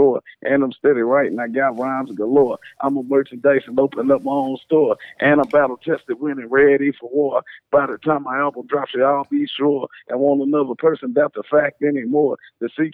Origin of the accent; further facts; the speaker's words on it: West Virginia, United States; moved away as an adult; now in Houston, United States; I'm originally from West Virginia